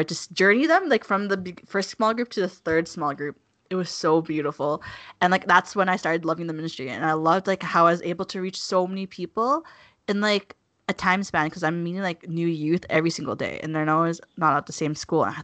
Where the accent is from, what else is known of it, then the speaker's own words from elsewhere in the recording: Calgary, Alberta, Canada; I'm from Calgary